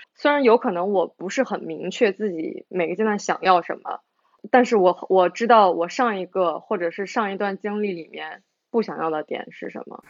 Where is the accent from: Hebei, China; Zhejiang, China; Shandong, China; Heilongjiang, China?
Shandong, China; 我们两个是来自一个地方嘛